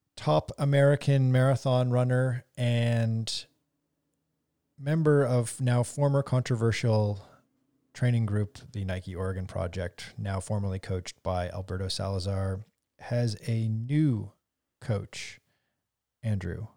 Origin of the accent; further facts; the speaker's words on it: Canada; we're all Canadian here